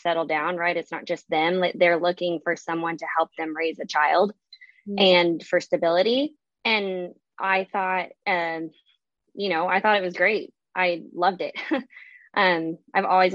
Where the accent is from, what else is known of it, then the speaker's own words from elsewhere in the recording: the South, United States; I'm from the South